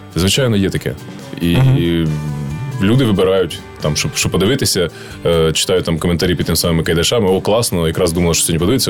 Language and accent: Ukrainian; Ukraine; нам, українцям